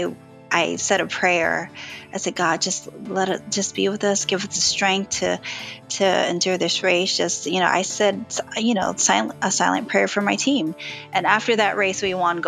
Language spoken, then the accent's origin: English; Hawaii, United States; moved away as an adult; now in Charleston, United States; I grew up in Hawaii